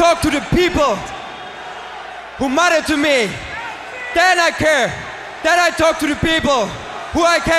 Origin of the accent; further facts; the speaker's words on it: Germany; Not only because … because I'm from Germany.